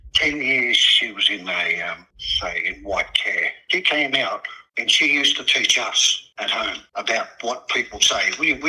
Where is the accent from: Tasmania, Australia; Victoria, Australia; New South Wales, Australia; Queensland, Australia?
New South Wales, Australia; Surry Hills; So that's one of the ways how we grew up in Surry Hills.